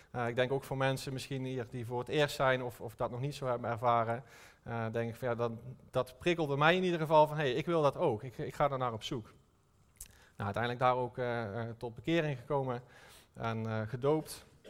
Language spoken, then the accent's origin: Dutch; North Brabant, Netherlands; Ik kom uit Brabant